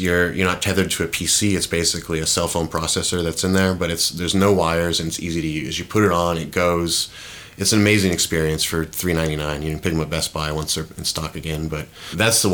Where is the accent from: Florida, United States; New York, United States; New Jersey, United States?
Florida, United States; Brevard County; born or raised there; also born or lived in Tulsa, Oklahoma